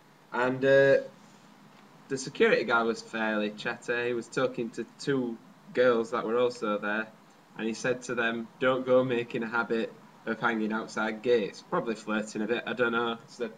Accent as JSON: {"language": "English", "region": "London", "country": "United Kingdom", "accent": "Cockney", "said": "I think it's from being inherently Cockney. It just comes along."}